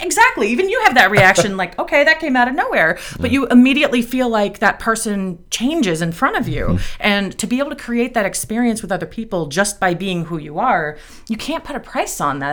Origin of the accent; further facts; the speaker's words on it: East Coast, United States; I talk really fast because I'm from the East Coast